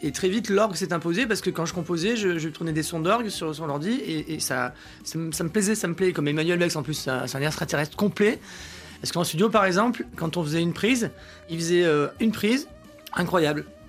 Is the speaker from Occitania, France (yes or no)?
no; near Aix-en-Provence, Provence-Alpes-Côte d'Azur, France; moved away as an adult; also born or lived in Paris; je suis de la campagne. Hein, j'ai vécu jusqu'à l'âge de 20 ans à la campagne